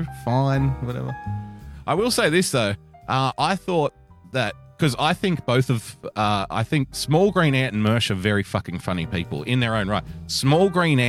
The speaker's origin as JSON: {"language": "English", "country": "Australia", "said": "as an Australian"}